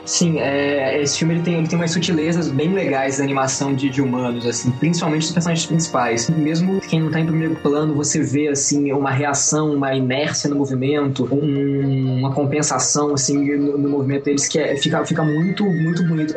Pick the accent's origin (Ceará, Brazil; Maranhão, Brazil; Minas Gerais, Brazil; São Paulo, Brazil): Minas Gerais, Brazil; Juiz de Fora; Eu sou é, é distrito do Rio de Janeiro, né? Juiz de Fora, Minas Gerais